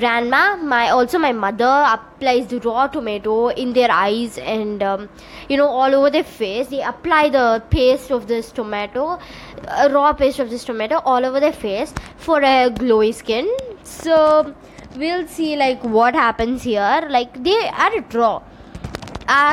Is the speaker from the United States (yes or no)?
no; India; also born or lived in Tamil Nadu; I'm from India